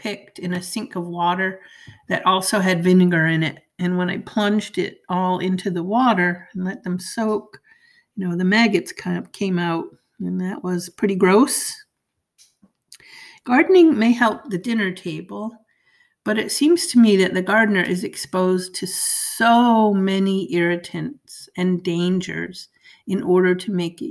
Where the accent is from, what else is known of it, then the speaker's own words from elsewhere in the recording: Maine, United States; moved away; I'm from Maine, and the growing season is so short, it barely makes it worth it to put a garden